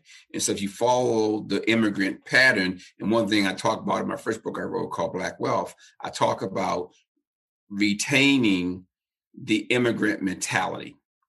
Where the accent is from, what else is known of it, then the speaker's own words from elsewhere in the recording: Baltimore, Maryland, United States; I was raised in Baltimore City in the projects